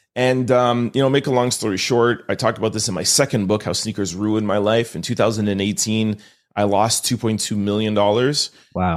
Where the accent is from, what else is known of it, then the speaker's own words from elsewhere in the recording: Montreal, Quebec, Canada; I'm born and raised in Montreal